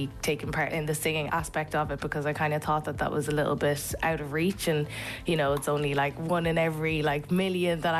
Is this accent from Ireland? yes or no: yes; Kildare, Leinster, Ireland; also born or lived in Zimbabwe / Dublin; I was brought up in Kildare